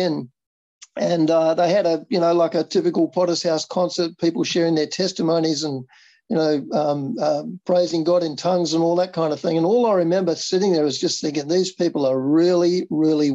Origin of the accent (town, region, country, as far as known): Geraldton, Western Australia, Australia; born or raised there; moved away as an adult; also born or lived in Perth; now in Rotorua, New Zealand